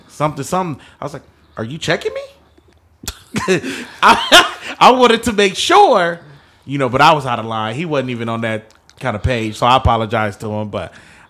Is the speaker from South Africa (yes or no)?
no; Jamaica; I'm a Jamaican, my nigga.